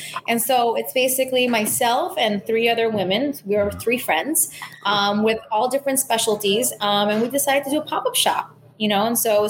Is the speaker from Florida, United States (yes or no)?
yes; Miami, Florida, United States; also born or lived in San Juan / Manhattan; I am definitely saying that I'm from Miami. I always think is a misnomer just because I've lived a third of my life in three very important places, San Juan, Manhattan, Miami, all very formative periods of my life.